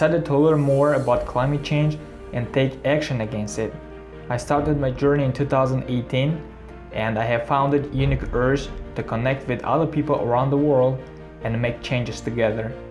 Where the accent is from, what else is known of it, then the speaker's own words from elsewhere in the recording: Tajikistan; I was born in Tajikistan